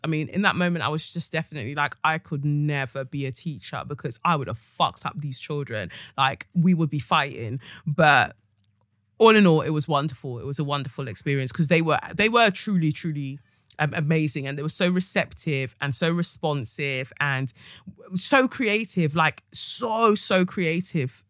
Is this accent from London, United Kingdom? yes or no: yes; London, United Kingdom; I am from Peckham